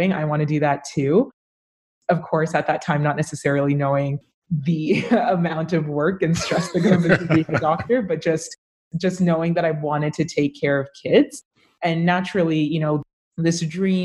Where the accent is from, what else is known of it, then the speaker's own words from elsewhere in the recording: Brampton, Ontario, Canada; also born or lived in Ottawa; I was born in Ottawa, and I was raised in Brampton, Ontario